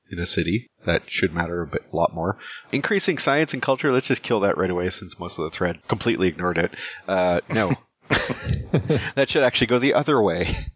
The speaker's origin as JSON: {"language": "English", "country": "Canada", "said": "Yeah, but me being Canadian, I actually don't really want their take on Canada"}